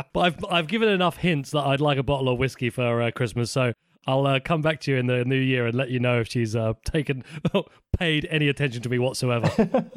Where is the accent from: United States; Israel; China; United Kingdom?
United Kingdom; I'm British